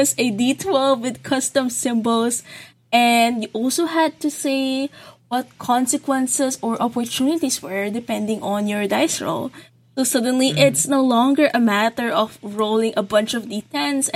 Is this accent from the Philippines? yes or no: yes; Philippines; I am a Filipino game and graphic designer.